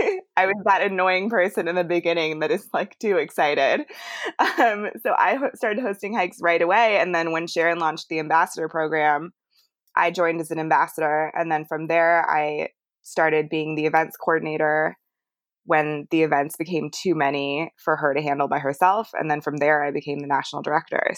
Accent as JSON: {"language": "English", "country": "Canada", "tie": "born or raised there", "moved": "yes", "lives_now": "United States", "said": "I grew up in Canada, hiking and backpacking and camping and all that stuff with my dad."}